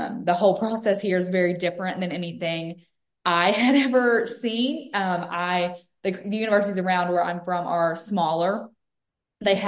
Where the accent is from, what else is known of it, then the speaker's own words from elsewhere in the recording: Western Kentucky, United States; moved away as an adult; now in Mississippi, United States; I'm actually from a real small town in Western Kentucky